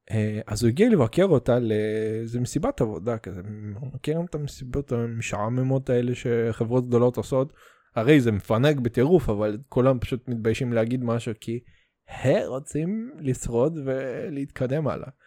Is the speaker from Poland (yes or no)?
no; Russia; אתה יודע, אני רוסי, אז אנחנו חוגגים חג מולד